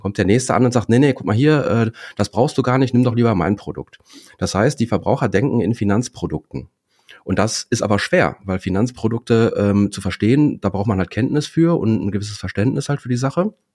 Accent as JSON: {"language": "German", "town": "Dortmund", "region": "North Rhine-Westphalia", "country": "Germany", "said": "komme aus Dortmund, bin selber zweifacher Vater, 45 Jahre alt."}